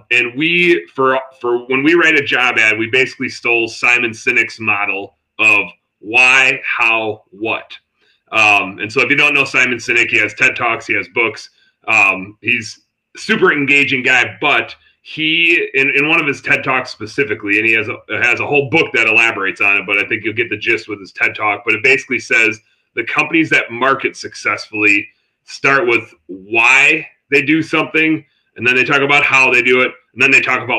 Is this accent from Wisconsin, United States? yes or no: yes; Wisconsin, United States; I'm from Wisconsin